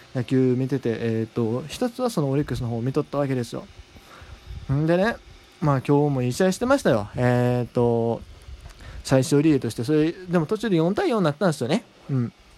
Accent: Kansai, Japan; 僕は関西人やからね

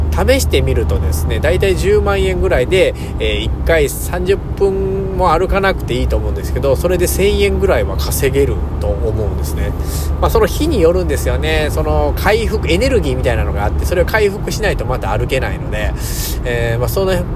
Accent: Japan; 自分のふるさとというか、自分の生まれ故郷ですから、生まれた国

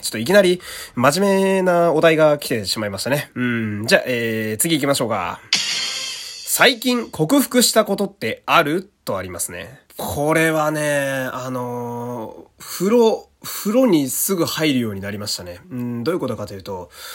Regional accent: Fukui, Japan; 私の地元の福井県

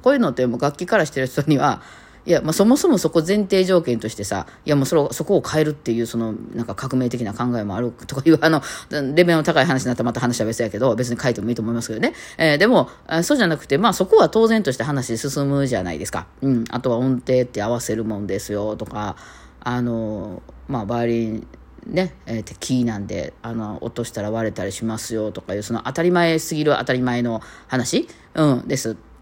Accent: Osaka, Japan; accent: Osaka-ben; 大阪弁になって大体なんかちょっとおかしくなる

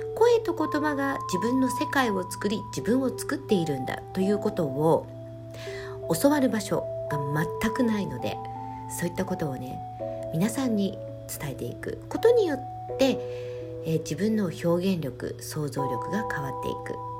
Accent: Japan; first language Japanese; 私たち日本人としてこの日本に生まれて

